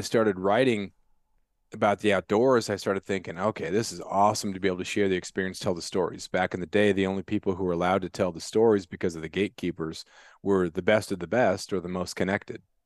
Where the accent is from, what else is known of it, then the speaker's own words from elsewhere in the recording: Prince of Wales Island, Alaska, United States; growing up on Principal Wales Island